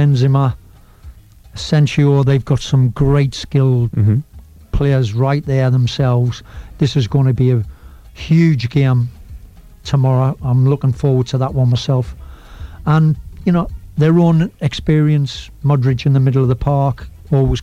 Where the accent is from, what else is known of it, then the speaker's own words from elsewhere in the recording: England, United Kingdom; I'm an Englishman